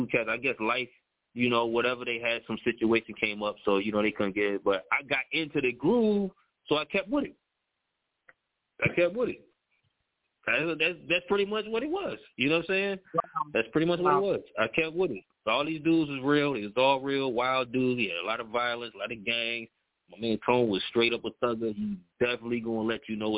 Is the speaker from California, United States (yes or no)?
no; Connecticut, United States; I grew up over there off of Maple Avenue. I grew up on Webster Street